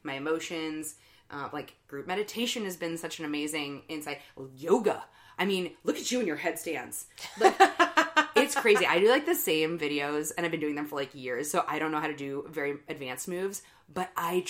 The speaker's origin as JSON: {"language": "English", "town": "St. Louis", "region": "Missouri", "country": "United States", "tie": "born or raised there", "said": "I was raised Catholic here in St. Louis"}